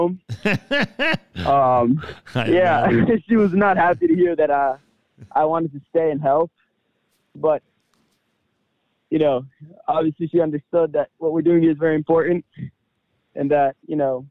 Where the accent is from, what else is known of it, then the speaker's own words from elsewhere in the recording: Jersey City, New Jersey, United States; moved away as an adult; now in Kfar Hanasi, Israel; I grew up in Jersey City, New Jersey, to Israeli parents